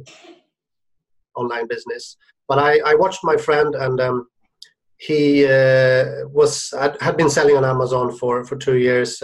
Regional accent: Sweden; moved away as an adult; also born or lived in Shenzhen; now in Hong Kong; I'm originally from Sweden

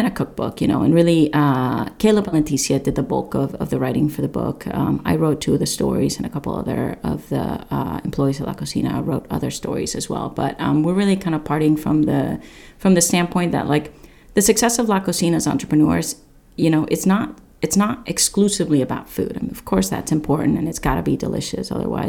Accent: Nepal; You know, it's not Nepal's momo. I am from Nepal, but it's my momo, you know, sort of thing.

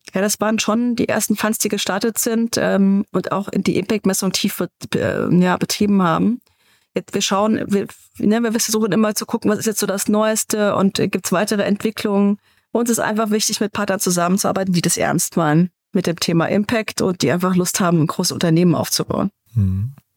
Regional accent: Munich, Bavaria, Germany; In München, wo ich herkomme

